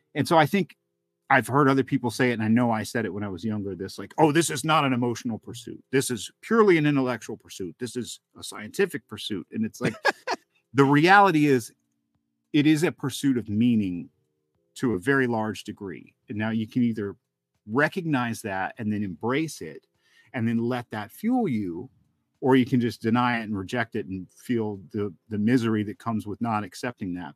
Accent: Helen, Georgia, United States; it was outside of Helen, Georgia, where I grew up in the Northeast Georgia mountains there

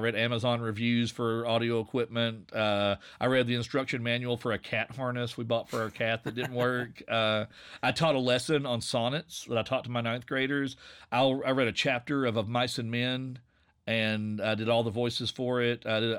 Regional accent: Virginia, United States; I'm going to relax into my accent because I'm from Southwest Virginia. I'm from coal country. This is what I sound like.

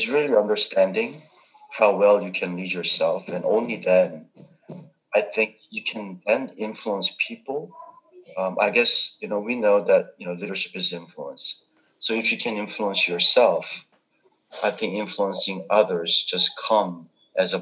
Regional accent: South Korea; English is a second language; moved away; I grew up in Korea

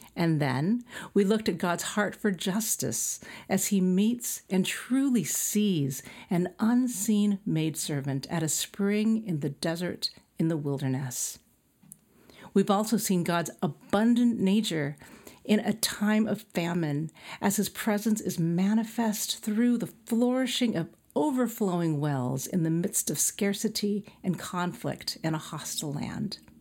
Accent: El Centro, California, United States; moved away; my hometown, El Centro, is a desert town

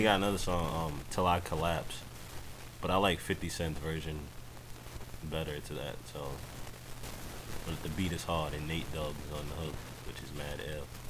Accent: New York City, New York, United States; I'm from Queens

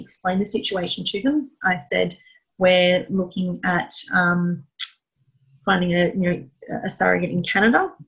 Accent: Melbourne, Victoria, Australia; I'm from Melbourne

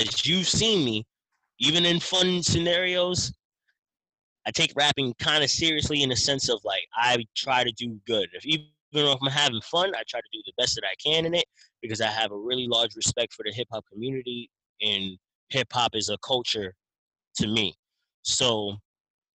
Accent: New York City, New York, United States; now in Pennsylvania, United States; I'm originally from Brooklyn, if people don't know. I live in Pennsylvania

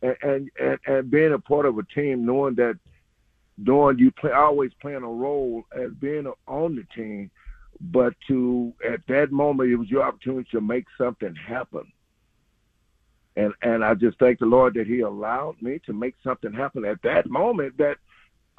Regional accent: Hazlehurst, Mississippi, United States; my hometown in Hayhurst, Mississippi.

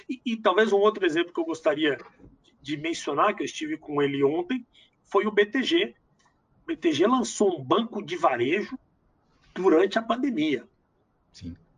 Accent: Brazil

